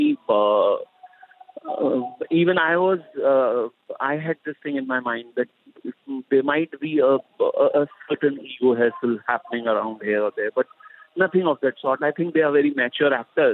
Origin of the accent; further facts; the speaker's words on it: India; as an Indian